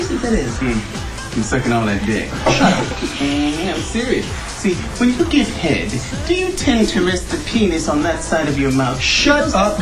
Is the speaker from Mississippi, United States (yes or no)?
yes; Mississippi, United States; moved away as an adult; also born or lived in Boston / Los Angeles; I grew up in Mississippi